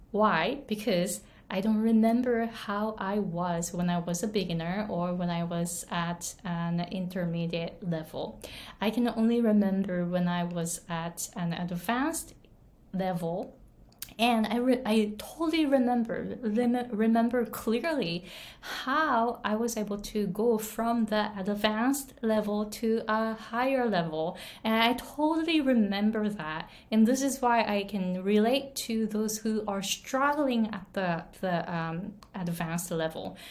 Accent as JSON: {"language": "English", "country": "Japan", "tie": "born or raised there", "second_language": "English", "moved": "as an adult", "lives_now": "Hawaii, United States", "said": "I was born and raised in Japan. I came to the US when I was 23"}